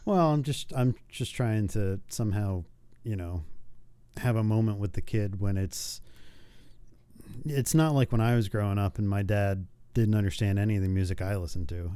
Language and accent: English; New York, United States; growing up in New York where, or around New York